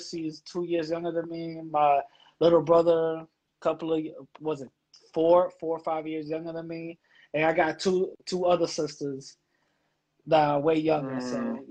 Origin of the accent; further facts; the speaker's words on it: New York City, New York, United States; I grew up in the Bronx, born and raised. My upbringing, basically, I grew up in the church, you know. My mom, a Pentecostal